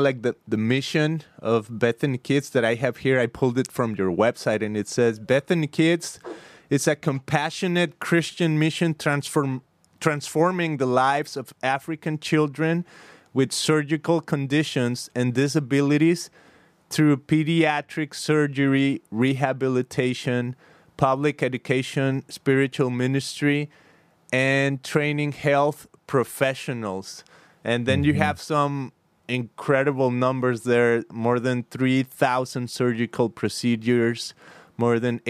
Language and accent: English; Mexico; moved away as an adult; now in California, United States; I'm from Mexico, but I'm here in California. I've been here for like the last 15 years